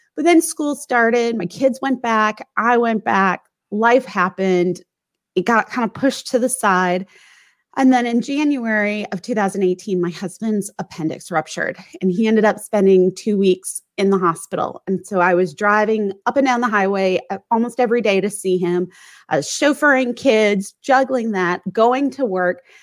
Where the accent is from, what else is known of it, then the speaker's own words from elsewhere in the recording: St. Louis, Missouri, United States; moved away as an adult; also born or lived in Washington, D.C. / Northern Virginia; now in San Diego, United States; I grew up mostly in St. Louis